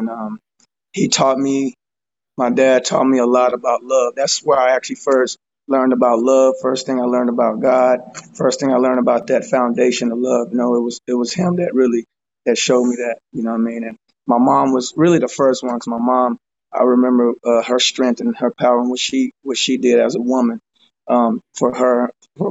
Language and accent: English; Fort Worth, Texas, United States; I'm from Fort Worth, Texas